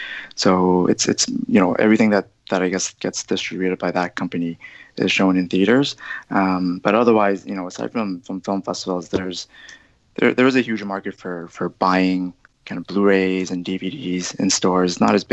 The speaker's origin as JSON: {"language": "English", "town": "Toronto", "region": "Ontario", "country": "Canada", "tie": "born or raised there", "said": "When I grew up in Scarborough, which is one of the suburbs in Toronto that's probably a bit more kind of Asian predominant."}